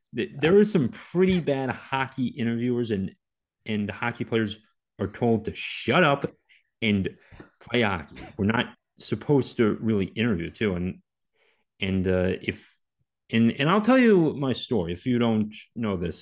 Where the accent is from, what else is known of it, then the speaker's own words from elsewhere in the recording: Maryland, United States; I grew up in Maryland